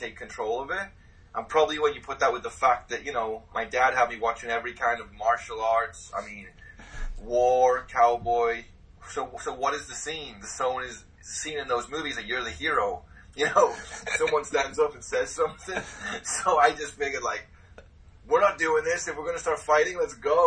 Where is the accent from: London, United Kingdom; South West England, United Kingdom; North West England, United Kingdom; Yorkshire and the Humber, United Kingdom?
North West England, United Kingdom; Liverpool; now in United States; I was born in Liverpool, England